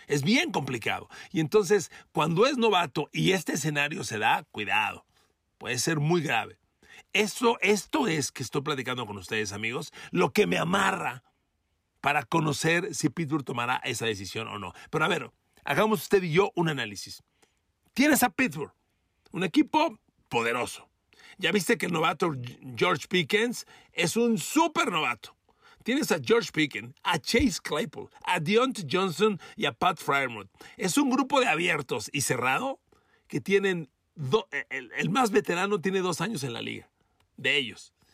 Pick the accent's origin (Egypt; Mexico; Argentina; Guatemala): Mexico; yo soy mexicano como usted